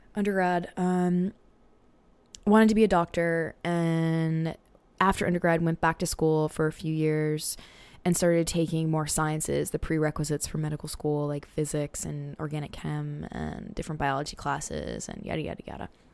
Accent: Portland, Maine, United States; I grew up on Mountjoy Hill in Portland, Maine

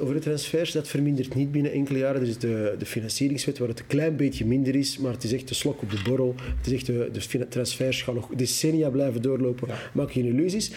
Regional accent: Antwerp, Flanders, Belgium; accent: Antwerps; first language Dutch; Ik kom uit het Antwerps. U hoort dat mijn geweldige A, die ik niet kan verbergen

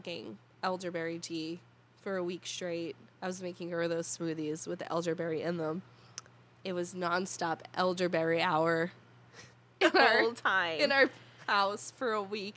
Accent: New Jersey, United States; We are from New Jersey

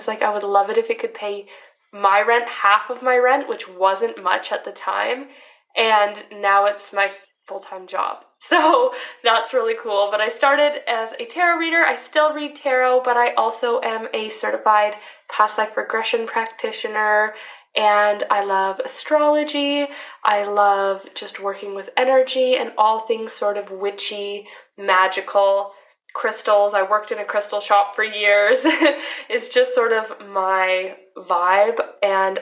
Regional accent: Canada; now in Copenhagen, Denmark; I'm Canadian

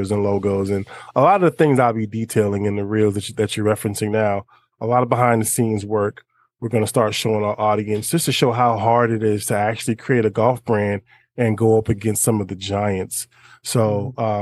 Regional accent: Baytown, Texas, United States; I'm originally from Baytown, Texas, actually.

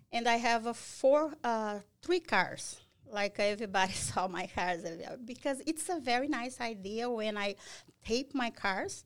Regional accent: Brazil; English is a second language; moved away as an adult; also born or lived in Fall River; now in Massachusetts, United States; I'm from Brazil

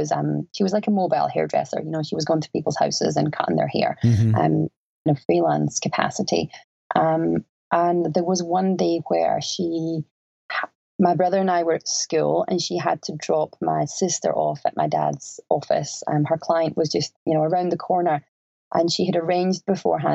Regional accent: Scotland, United Kingdom; moved away as an adult; now in Australia; Growing up in Scotland in that time

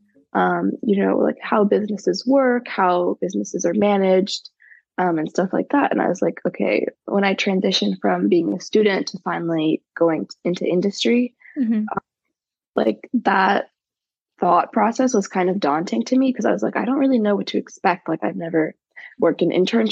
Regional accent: Los Angeles, California, United States; I grew up like a little bit north of the of Los Angeles, in the San Fernando Valley

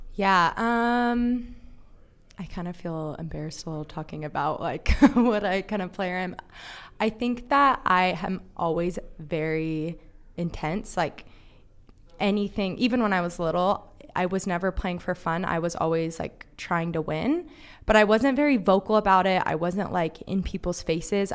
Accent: Palm Springs, California, United States; So I'm from Palm Springs, California

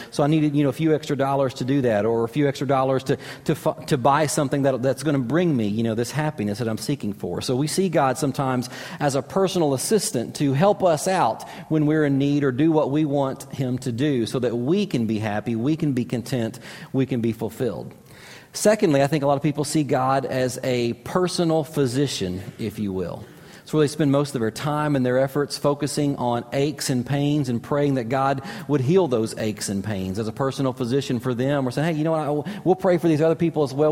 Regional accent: Kentucky, United States; moved away as an adult; also born or lived in Florida; I grew up in Kentucky

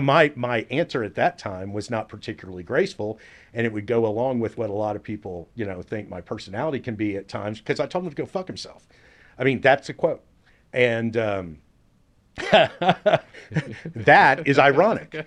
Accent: Dallas, Texas, United States; I grew up here in Dallas for the most part, upper middle class, went to Richardson High School

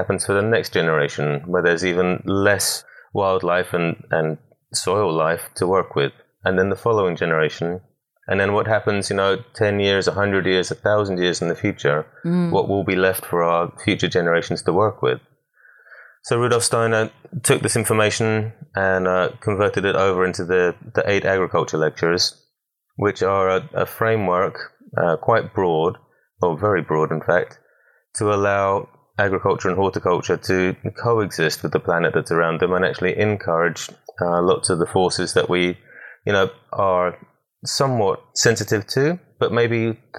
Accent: Southampton, South East England, United Kingdom; moved away as an adult; now in United States; I'm originally British born down in Southampton. And then went through normal schooling and then went on to study horticulture at Hadlow College down in Kent.

